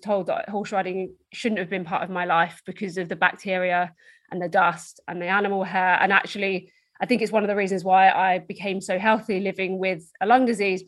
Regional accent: Essex, East of England, United Kingdom; So I'm from Essex in the UK, which is just outside London.

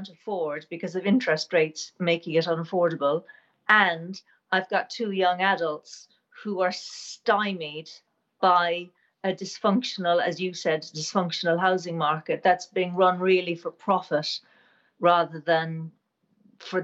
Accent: Ireland; now in United Kingdom; I'm from Ireland, but we live in the UK.

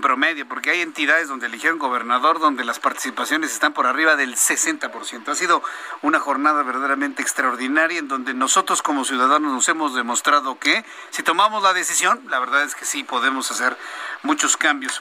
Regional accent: Mexico; nos ha enfrentado como mexicanos

